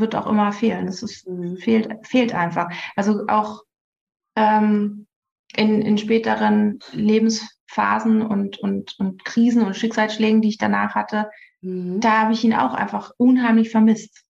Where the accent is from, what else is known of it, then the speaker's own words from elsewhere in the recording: near Nuremberg, Bavaria, Germany; ich komme aus der Nähe von Nürnberg.